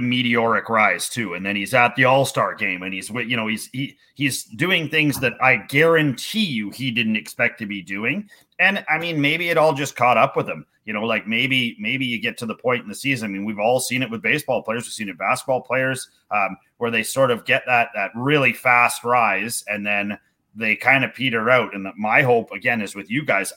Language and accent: English; Canada; as being a Canadian baseball coach